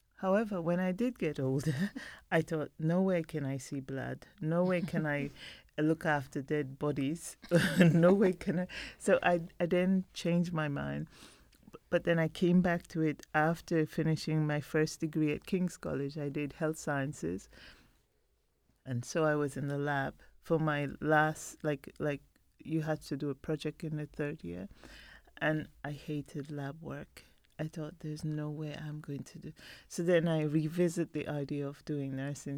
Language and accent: English; Belize; now in London, United Kingdom; I was born in Belize